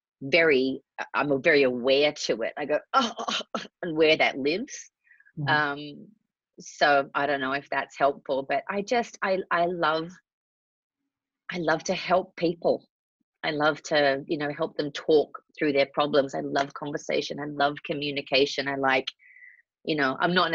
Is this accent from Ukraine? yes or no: no; Australia; now in Los Angeles, United States; I'm Australian.